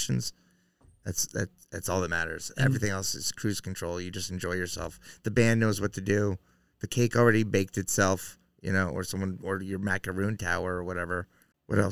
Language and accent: English; New England, United States; I'm from New England